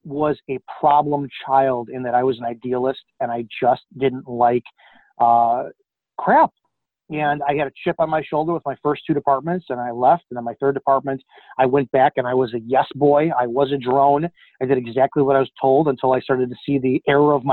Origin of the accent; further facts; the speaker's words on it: Chicago, Illinois, United States; I'm from the Chicago area